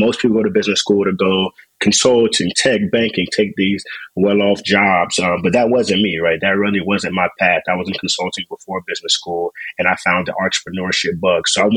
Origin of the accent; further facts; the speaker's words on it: Raleigh, North Carolina, United States; moved away as an adult; also born or lived in Ann Arbor, Michigan / Tulsa, Oklahoma; now in Washington, D.C., United States; born and raised in Raleigh, North Carolina.